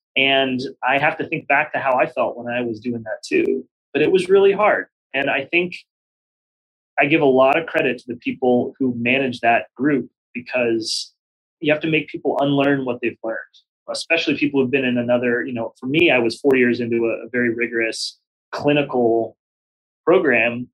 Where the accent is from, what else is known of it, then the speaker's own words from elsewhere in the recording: Pittsburgh, Pennsylvania, United States; moved away as an adult; also born or lived in Baltimore / New York City; Pittsburgh, which is my hometown